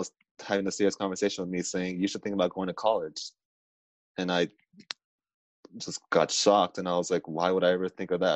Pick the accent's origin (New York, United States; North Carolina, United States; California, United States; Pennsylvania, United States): California, United States; Southern; I come from Southern California